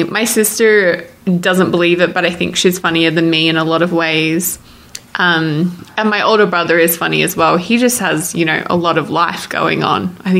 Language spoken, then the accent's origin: English; Melbourne, Victoria, Australia; moved away as an adult; also born or lived in Adelaide; now in United States; I claim Melbourne as home. Technically, I was born in Adelaide, but we moved to Melbourne when I was about four. So, Melbourne's home.